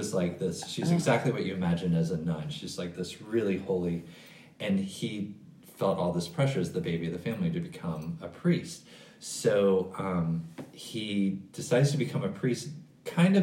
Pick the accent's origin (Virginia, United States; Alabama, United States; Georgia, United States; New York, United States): Georgia, United States; Atlanta; moved away as an adult; my best friend who I grew up with in Atlanta